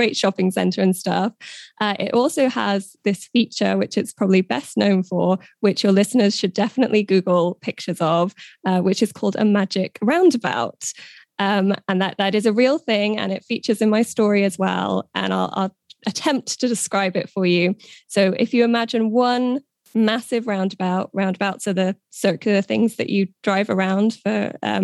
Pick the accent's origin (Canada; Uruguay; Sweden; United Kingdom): United Kingdom; also born or lived in Wiltshire; I'm UK-based. You might be able to tell from my accent. I'm British